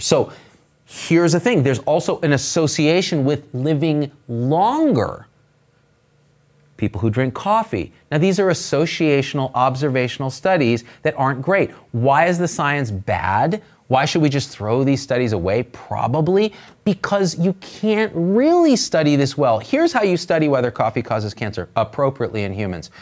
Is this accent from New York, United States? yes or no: no; Bay Area, California, United States; I come from the Bay Area.